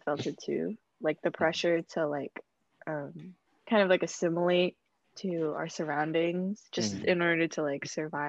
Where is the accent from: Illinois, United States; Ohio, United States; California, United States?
California, United States; Fairfield; I am from NorCal, Fairfield. I don't rep Fairfield, by the way. The 707 area.